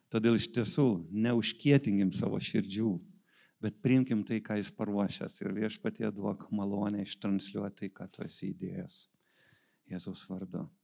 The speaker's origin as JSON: {"language": "Lithuanian", "town": "Vilnius", "region": "Vilnius County", "country": "Lithuania", "said": "esu iš Vilniaus"}